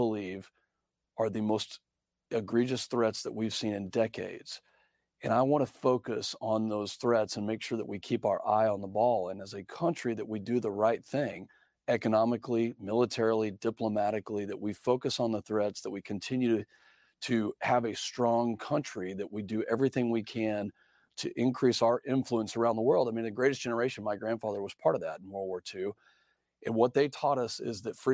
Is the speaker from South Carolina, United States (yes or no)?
no; San Angelo, Texas, United States; I grew up in Texas and came from a ranching family, and so know the agriculture side of business, and am from San Angelo, Texas